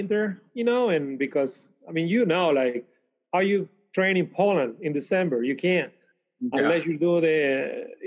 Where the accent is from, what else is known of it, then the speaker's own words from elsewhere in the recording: Canary Islands, Spain; moved away as an adult; also born or lived in Switzerland; now in Fort Worth, United States; my hometown in the Canary Islands